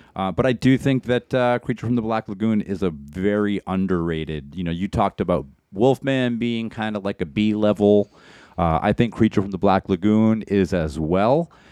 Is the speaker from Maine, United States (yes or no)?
yes; Maine, United States; we grew up in Maine